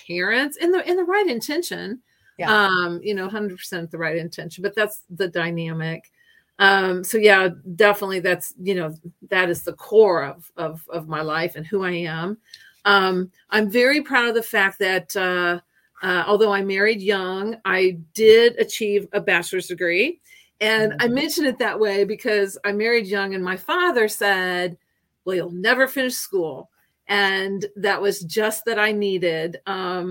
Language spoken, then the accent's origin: English; Hannibal, Missouri, United States; moved away as an adult; also born or lived in Virginia / Florida / Illinois / Japan; I am from Hannibal, Missouri